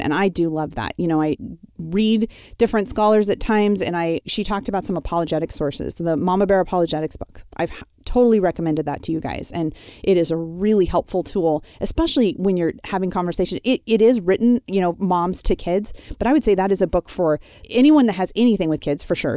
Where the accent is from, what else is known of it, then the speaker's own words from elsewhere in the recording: Wyoming, United States; moved away; the ranch I grew up on in Wyoming